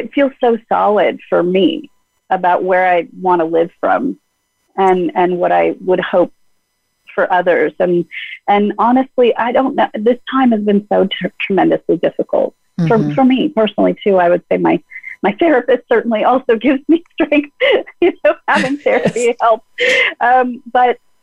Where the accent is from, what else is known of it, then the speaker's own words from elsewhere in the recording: Los Angeles, California, United States; when I was a little girl, I grew up in the Fairfax District of Los Angeles